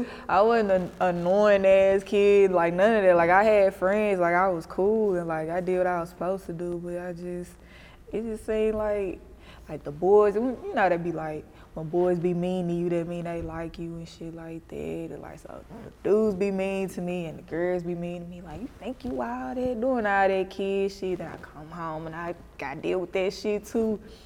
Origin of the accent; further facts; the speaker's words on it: Memphis, Tennessee, United States; I'm from the East.